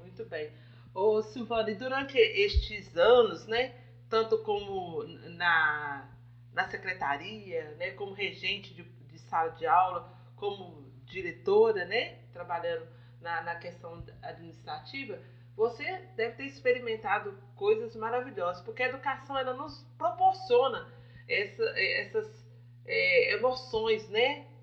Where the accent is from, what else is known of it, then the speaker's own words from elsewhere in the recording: Nova Era, Minas Gerais, Brazil; nós somos mineiras aqui de Nova Era